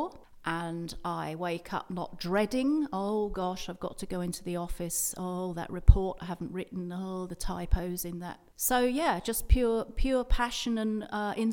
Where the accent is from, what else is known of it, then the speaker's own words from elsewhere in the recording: England, United Kingdom; now in Perth; I was brought up in a rectory, which in England is a sort of house for vicars